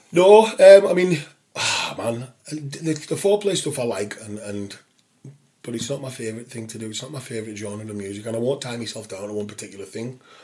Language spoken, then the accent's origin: English; St Bees, North West England, United Kingdom; where we grew up in St. Bees